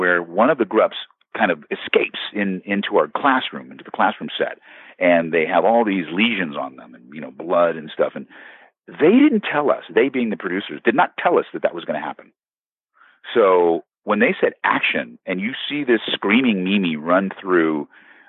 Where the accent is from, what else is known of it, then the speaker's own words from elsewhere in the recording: Beverly Hills, California, United States; we grew up in Los Angeles, California, actually in Beverly Hills.